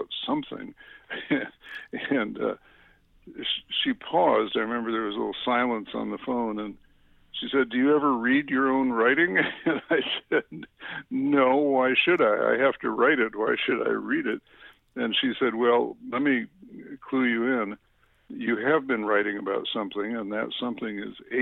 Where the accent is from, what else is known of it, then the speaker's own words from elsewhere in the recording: Chicago, Illinois, United States; I grew up in the Chicago suburbs